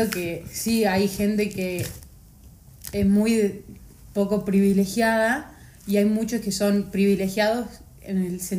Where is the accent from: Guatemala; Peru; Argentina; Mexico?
Argentina; Buenos Aires Province; O sea, los porteños son los de capital. Nosotros somos bonaerenses